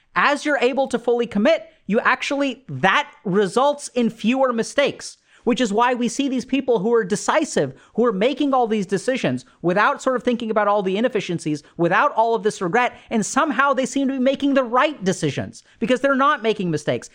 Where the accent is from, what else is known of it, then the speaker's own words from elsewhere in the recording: India; being Indian, is, you know, I come from a culture where arranged marriages happen.